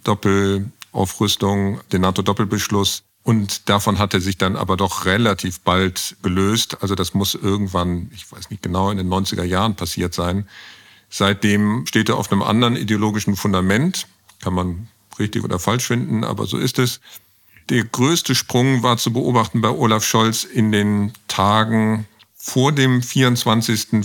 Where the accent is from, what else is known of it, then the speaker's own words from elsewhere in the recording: Bonn, North Rhine-Westphalia, Germany; Ich komme aus Bonn